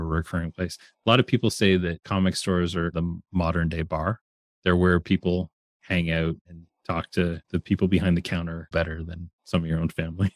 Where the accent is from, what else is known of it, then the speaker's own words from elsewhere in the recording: Canada; I'm Canadian